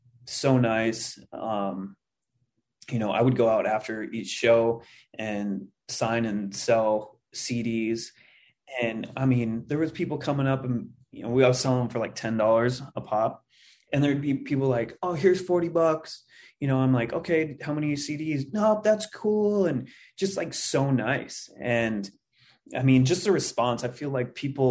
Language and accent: English; Livingston, Montana, United States; moved away; also born or lived in Minneapolis, Minnesota; I'm originally from Montana.